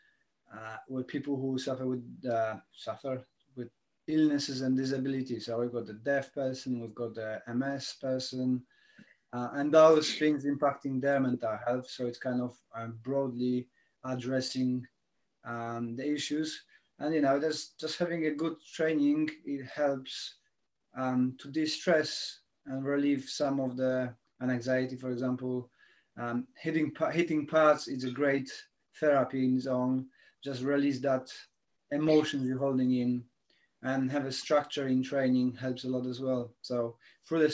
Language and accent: English; Poland; moved away as an adult; now in United Kingdom; I'm from Poland. I'm stranded in UK for several years now